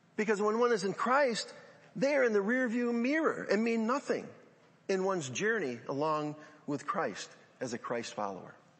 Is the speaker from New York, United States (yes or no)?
yes; Central New York, United States; growing up in Central New York